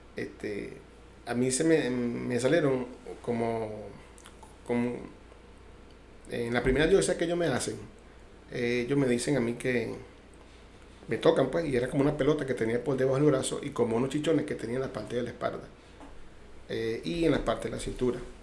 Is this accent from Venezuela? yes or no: yes; Caracas, Capital District, Venezuela; now in Cuba; yo soy de Caracas, eh, nacido en Caracas, caraqueño